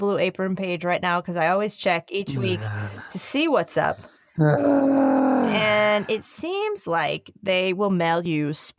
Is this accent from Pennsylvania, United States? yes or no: yes; Philadelphia, Pennsylvania, United States; I don't eat meat, Dan, but I am from Philly, and whenever I see Philly style cheesesteaks, I get the.